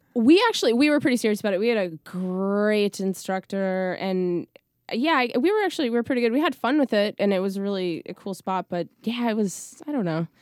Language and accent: English; Scranton, Pennsylvania, United States; moved away; a bulk of my childhood, childhood was in, uh, northeastern Pennsylvania in, like, the Scranton Dunmore area